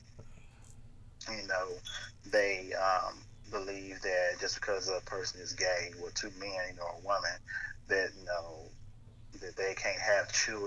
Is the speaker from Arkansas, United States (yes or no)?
yes; Blytheville, Arkansas, United States; also born or lived in Osceola, Arkansas; now in Little Rock, United States; I was in Blythe from my fourth grade year